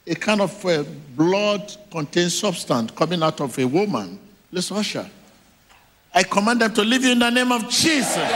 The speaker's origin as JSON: {"language": "English", "country": "Nigeria", "lives_now": "South Africa", "said": "I'm a Nigerian, but I live in South Africa."}